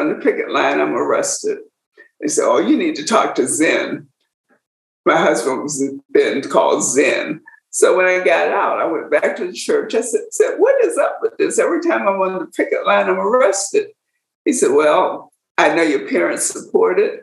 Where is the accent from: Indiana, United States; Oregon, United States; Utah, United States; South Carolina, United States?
South Carolina, United States; Orangeburg; now in Atlanta, United States; growing up in Orangeburg